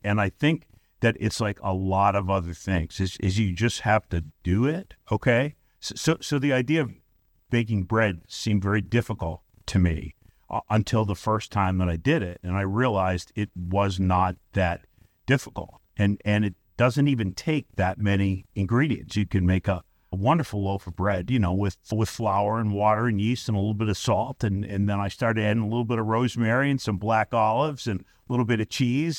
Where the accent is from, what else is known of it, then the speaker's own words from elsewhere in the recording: Brooklyn, New York, United States; moved away as an adult; also born or lived in Staten Island, New York; now in St. Louis, United States; I grew up in Brooklyn, New York